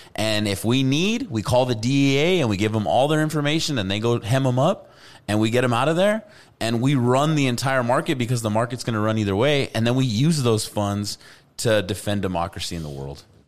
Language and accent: English; Albuquerque, New Mexico, United States